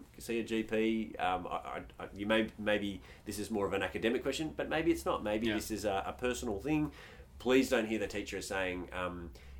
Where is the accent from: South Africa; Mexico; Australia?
Australia; we as Australians